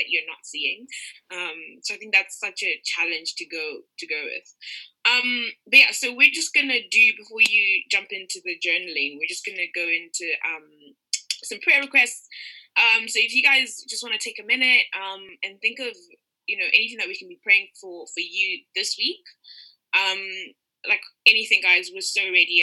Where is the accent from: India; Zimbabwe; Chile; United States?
Zimbabwe; now in United Kingdom; I'm from Zimbabwe